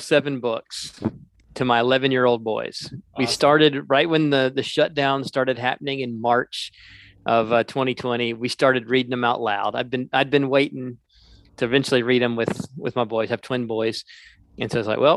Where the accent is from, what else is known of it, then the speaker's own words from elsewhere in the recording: South Carolina, United States; moved away as an adult; also born or lived in the South; now in Minneapolis, United States; I'm originally from South Carolina. I came to Minneapolis in 2003